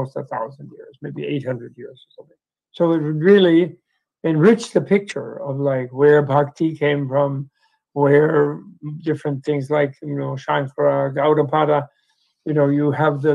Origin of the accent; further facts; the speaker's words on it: United States; being American